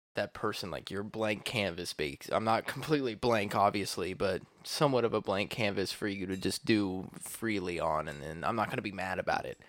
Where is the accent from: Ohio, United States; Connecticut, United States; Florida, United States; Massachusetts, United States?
Ohio, United States; Columbus